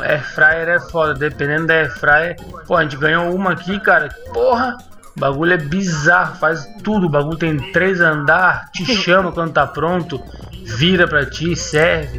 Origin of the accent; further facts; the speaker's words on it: Porto Alegre, Rio Grande do Sul, Brazil; moved away; depois que eu me saí de Porto Alegre, eu voltava